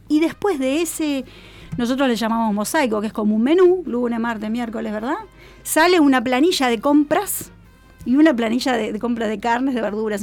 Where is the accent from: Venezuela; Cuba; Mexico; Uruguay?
Uruguay; moved away; also born or lived in Argentina; yo soy uruguaya, viví 25 años en, en Argentina.